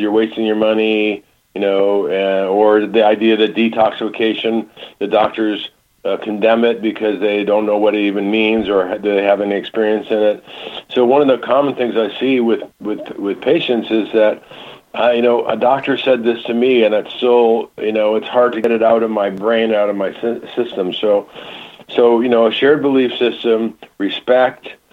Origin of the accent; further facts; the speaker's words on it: Michigan, United States; moved away; I grew up in Michigan